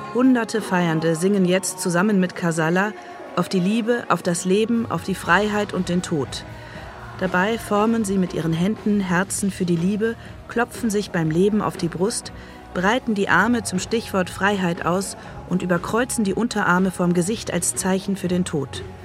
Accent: Rhineland, Germany; Ich bin als Rheinländerin mit diesem und mit vielen anderen Karnevalsliedern aufgewachsen

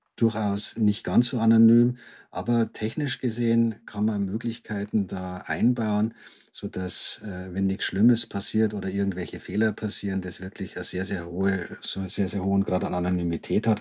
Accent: Germany; wir als Deutsche

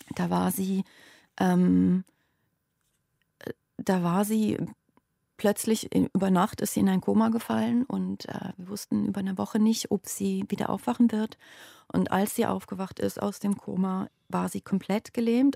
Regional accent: Basel, Basel-Stadt, Switzerland; moved away as an adult; Basel ist meine Heimatstadt und da habe ich die ersten 30 Jahre meines Lebens gelebt

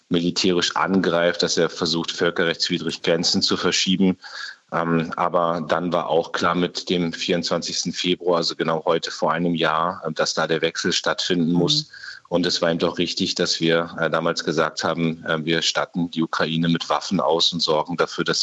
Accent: Munster, Lower Saxony, Germany; Ich habe mir jetzt die Woche gerade die Ausbildung der ukrainischen mhm. Soldaten in meiner Heimatstadt Munster am Leo 2 angeguckt

